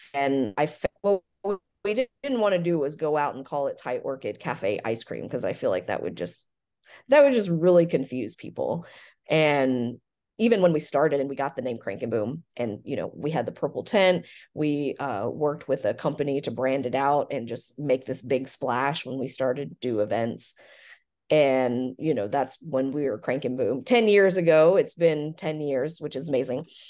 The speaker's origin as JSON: {"language": "English", "town": "Frankfort", "region": "Kentucky", "country": "United States", "tie": "born or raised there", "also_born_or_lived": "Chapel Hill, North Carolina / Lexington, Kentucky", "said": "I grew up in Frankfurt and worked in my family's Thai restaurant"}